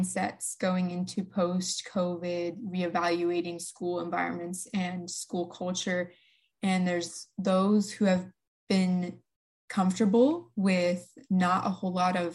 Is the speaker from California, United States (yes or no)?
no; eastern Washington, United States; I am from the eastern part of Washington. I go to Chiwana High School, one of the biggest high schools in Washington State.